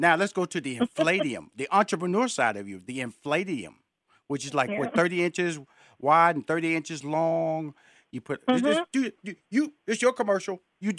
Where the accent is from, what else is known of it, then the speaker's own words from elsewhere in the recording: Houston, Texas, United States; Okay, first of all, I'm from Houston, Texas. Okay, that's where I'm born and raised. So I'm a Tex-Mex phenomenon.